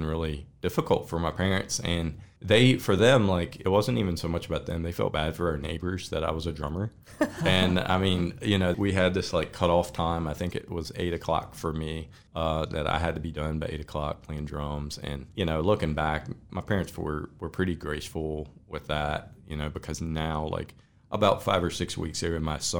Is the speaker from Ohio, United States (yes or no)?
no; Elkton, Virginia, United States; also born or lived in Colorado; I'm from Elkton.